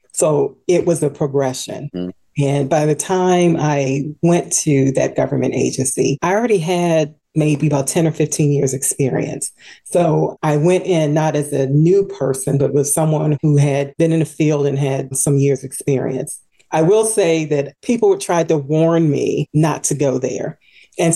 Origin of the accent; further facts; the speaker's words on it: Washington, District of Columbia, United States; In the Washington, D.C. area. Born and raised here